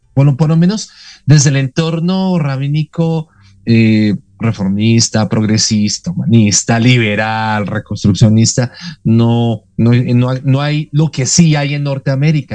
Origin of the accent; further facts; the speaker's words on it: Bogotá, Colombia; soy colombiano de nacimiento, orgullosamente, aquí de, la muy noble, muy de Santa Fe de Bogotá